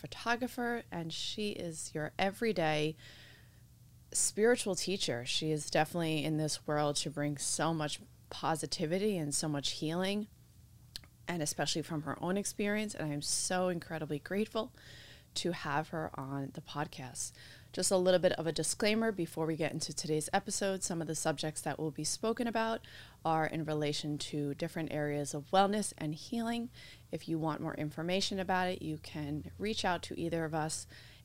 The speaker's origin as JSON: {"language": "English", "region": "New Jersey", "country": "United States", "moved": "yes", "lives_now": "Los Angeles, United States", "said": "I'm originally from New Jersey"}